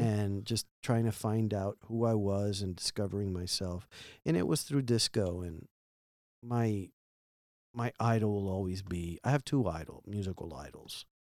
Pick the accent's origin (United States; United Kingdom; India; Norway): United States; Miami, Florida; growing up in Miami and being an immigrant and, well, not being an immigrant, but being from immigrants, my parents